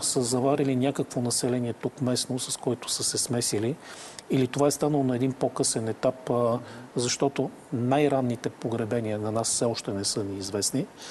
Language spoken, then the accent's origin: Bulgarian; Varna, Varna Province, Bulgaria; ние като варненци